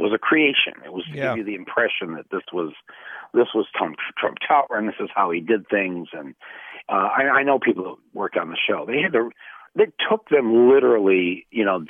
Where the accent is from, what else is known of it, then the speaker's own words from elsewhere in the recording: Flint, Michigan, United States; there's a big difference between growing up in Flint and growing up in Ann Arbor. And had I grown up just 60 miles to the south of Flint